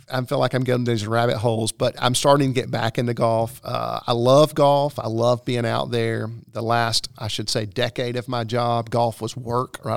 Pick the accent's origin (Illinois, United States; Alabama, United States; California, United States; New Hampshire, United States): Alabama, United States; Fort Payne; moved away as an adult; also born or lived in Myrtle Beach, South Carolina; now in South Carolina, United States; we're in the, uh, northeastern corner is where I grew up in Fort Payne